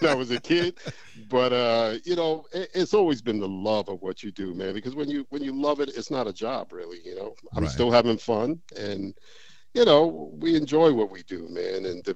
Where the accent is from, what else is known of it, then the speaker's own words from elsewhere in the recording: New York City, New York, United States; also born or lived in Bay Area; I grew up in New York City, you know, at the age of 11, we moved to Queens